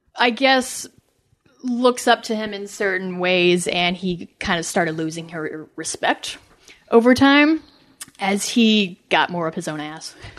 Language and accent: English; Missouri, United States; moved away as an adult; also born or lived in New York; I'm from Missouri, too